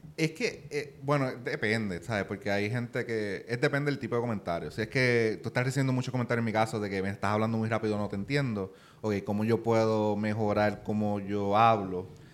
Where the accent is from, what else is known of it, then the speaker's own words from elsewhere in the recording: Puerto Rico; accent: Puerto Rican; es simplemente mi acento, ¿verdad? Porque nosotros los puertorriqueños pues no pronunciamos la R.